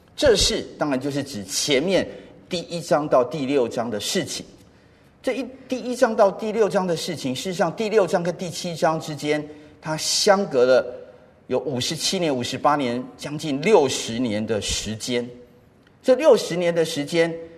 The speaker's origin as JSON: {"language": "Chinese", "region": "Taipei", "country": "Taiwan", "tie": "born or raised there", "also_born_or_lived": "United States", "said": "小学的时候住在石牌"}